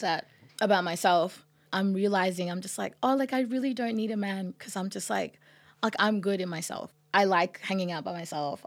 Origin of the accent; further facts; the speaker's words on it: Australia; also born or lived in Sudan; I grew up in Australia